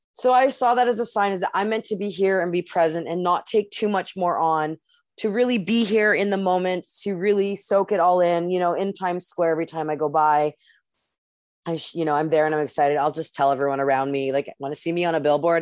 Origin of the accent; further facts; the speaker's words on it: Canada; I'm the Canadian.